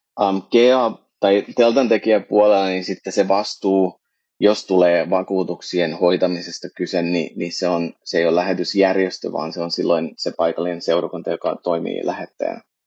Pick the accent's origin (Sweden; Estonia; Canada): Canada; now in Finland; mä oon itse kasvan-, syntyneeni kasvanut Kanadassa siirtolaisperheessä, niin kun mä tulin Suomeen